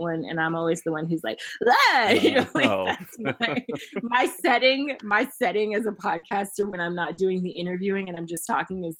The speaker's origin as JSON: {"language": "English", "town": "Memphis", "region": "Tennessee", "country": "United States", "tie": "born or raised there", "moved": "yes", "said": "I was born and raised in Memphis, Tennessee."}